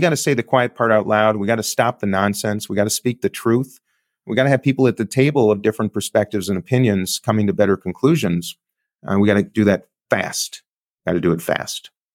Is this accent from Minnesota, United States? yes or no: yes; Minneapolis, Minnesota, United States; I'm coming from Minneapolis, where George Floyd was murdered